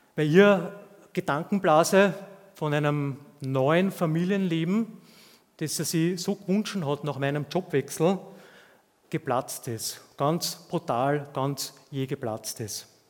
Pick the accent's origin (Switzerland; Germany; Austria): Austria; zumindest hier bei uns in Österreich